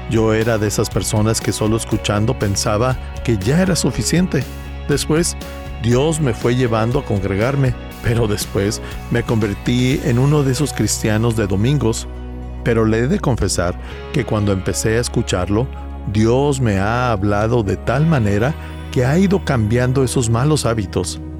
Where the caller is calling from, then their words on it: Mexico City, Mexico; Hola, pastor Rick. … soy de la Ciudad de México.